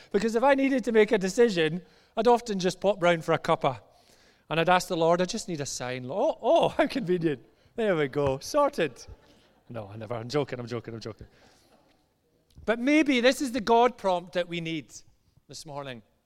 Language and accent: English; just outside Glasgow, Scotland, United Kingdom; as you maybe tell from my accent, I'm from just outside Glasgow